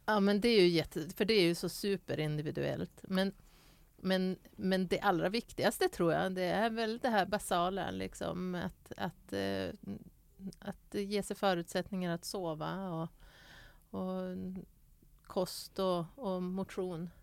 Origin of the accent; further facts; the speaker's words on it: Skellefteå, Västerbotten County, Sweden; moved away; jag kommer från Skellefteå